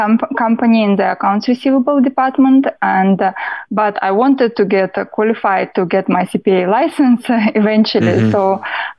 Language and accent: English; Russia; English is a second language; moved away as an adult; now in New York State, United States; I'm from Russia originally, as I said, and I've got my education in accounting, bachelor in accounting, quite a while ago when I was back in Russia